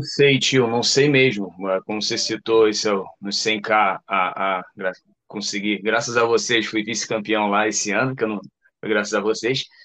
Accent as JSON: {"language": "Portuguese", "region": "Rio de Janeiro", "country": "Brazil", "said": "meu sotaque já entrega, eu sou do Rio de Janeiro, e vindo aqui para o meu estado"}